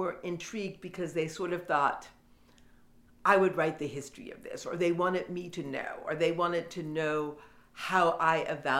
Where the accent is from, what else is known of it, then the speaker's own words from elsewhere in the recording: Detroit, Michigan, United States; Like, I come from Detroit. I'm as gritty as any of you.